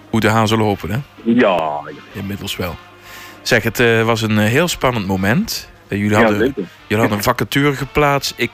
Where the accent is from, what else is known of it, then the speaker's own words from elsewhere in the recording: Maasluis, South Holland, Netherlands; now in Teuven, Belgium; waar ik geboren ben, daar is, is een carnavalsvereniging, ja.